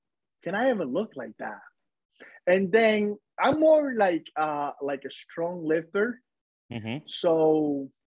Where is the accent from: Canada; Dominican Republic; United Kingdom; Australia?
Dominican Republic; now in New Jersey, United States; I was born in the Dominican Republic, like in the countryside of the Dominican Republic